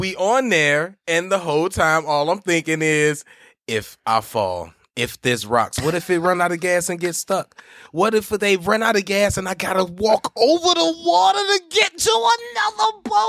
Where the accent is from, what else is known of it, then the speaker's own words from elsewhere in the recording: Chicago, Illinois, United States; South side of Chicago.